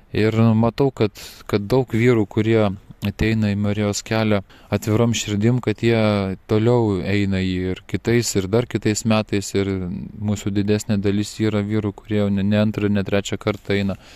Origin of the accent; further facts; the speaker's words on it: Lithuania; mes lietuviai vyrai esam linkę viską patys pasidaryti.